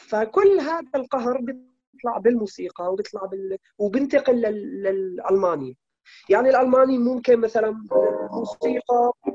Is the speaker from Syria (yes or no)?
yes; Damascus, Damascus Governorate, Syria; moved away; نحن المخيم اليرموك